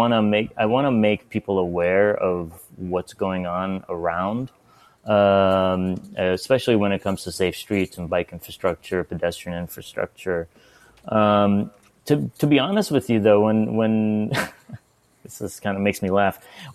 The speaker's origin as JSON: {"language": "English", "town": "Pittsburgh", "region": "Pennsylvania", "country": "United States", "tie": "born or raised there", "also_born_or_lived": "Iran / Northern California", "lives_now": "Portland, United States", "said": "I born in Iran. I grew up in Pittsburgh, Pennsylvania as well. Kind of my formative teenage years in Pittsburgh."}